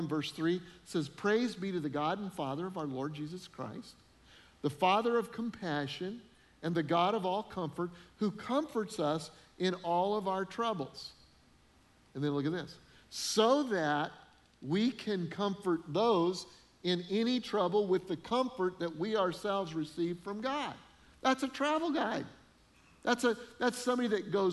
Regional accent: Denver, Colorado, United States; moved away as an adult; also born or lived in Freeport, Illinois; I'd never really lived anywhere but Denver

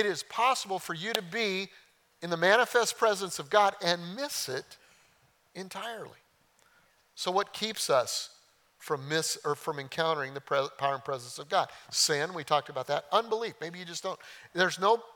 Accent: Oklahoma, United States; I'm from Oklahoma

